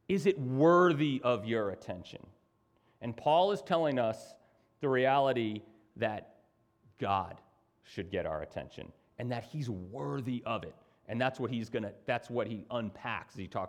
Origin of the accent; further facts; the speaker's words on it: United States; as an American